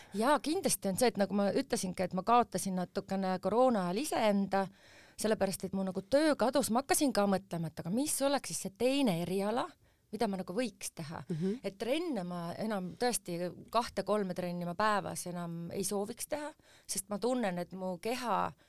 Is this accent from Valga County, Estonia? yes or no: no; Tallinn, Harju County, Estonia; ma sündisin Tallinnas ja me elasime Mustamäel ja mu vanemad elavad siiamaani Mustamäel